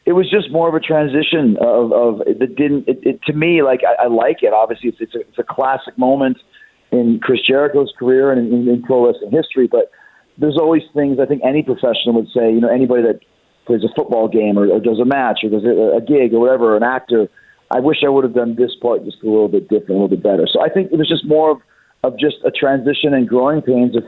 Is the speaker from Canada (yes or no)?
yes; Winnipeg, Manitoba, Canada; I grew up in Winnipeg, Canada